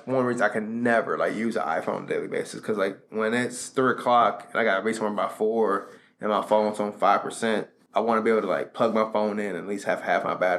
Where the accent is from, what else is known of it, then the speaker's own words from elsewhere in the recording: St. Louis, Missouri, United States; now in Kansas City, United States; I feel that way in Kansas City for us like that because I'm from St. Louis. I just go, I'm from St. Louis.